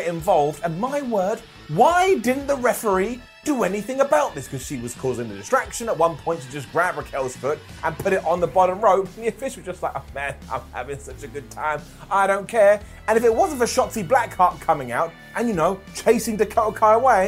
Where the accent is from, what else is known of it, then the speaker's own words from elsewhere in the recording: United Kingdom; I'm British